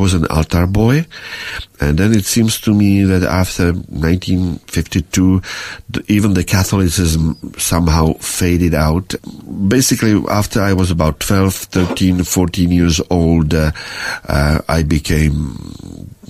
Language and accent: English; Prague, Czechia; first language Czech; English is a second language; now in Australia; I was born in Prague, of course, which is, however, when I was born, it was protectorate Bohemia and Moravia